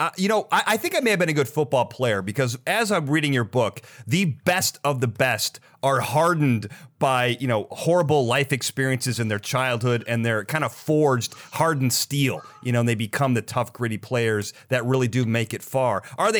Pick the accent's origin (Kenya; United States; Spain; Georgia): United States; Chicago, Illinois; I grew up in Chicago and I was, Bulls fan. I grew up during the Michael Jordan era